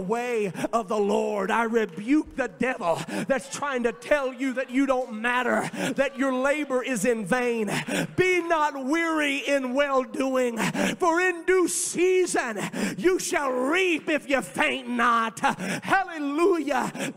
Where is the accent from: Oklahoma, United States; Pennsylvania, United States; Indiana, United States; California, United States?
Indiana, United States; moved away as an adult; now in Cincinnati, United States; I went back home to my home state of Indiana